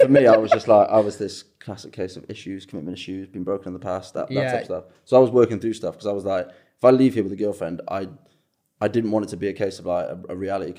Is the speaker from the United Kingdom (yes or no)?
yes; Newport, Wales, United Kingdom; moved away; I was born and raised in Wales. I'm actually Welsh.